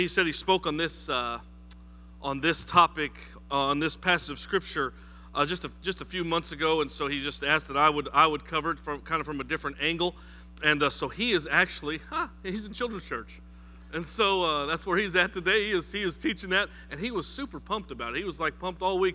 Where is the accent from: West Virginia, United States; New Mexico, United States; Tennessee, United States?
New Mexico, United States; now in South Carolina, United States; I am from New Mexico